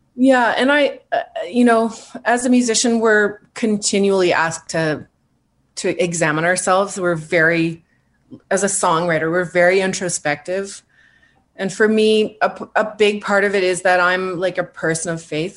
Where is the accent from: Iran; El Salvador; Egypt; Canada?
Canada; Yellowknife, Northwest Territories; moved away as an adult; also born or lived in Edmonton / Toronto / Vancouver; I was born and raised in Yellowknife